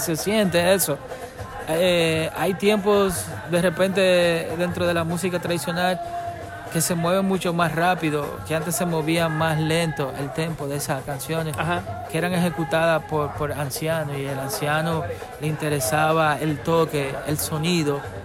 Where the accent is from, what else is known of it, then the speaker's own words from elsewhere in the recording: Dominican Republic; nací en Quisqueya, ¿verdad? Aquí en la isla